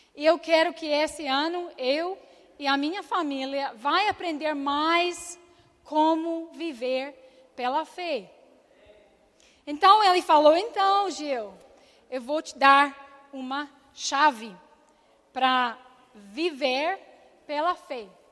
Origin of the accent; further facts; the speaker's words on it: Scotland, United Kingdom; Portuguese is a second language; moved away as an adult; eu nasci na Escócia